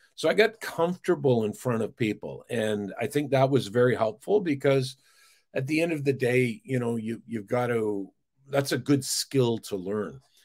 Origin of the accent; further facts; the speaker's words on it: Burnaby, British Columbia, Canada; I'm a kid from Burnaby, British Columbia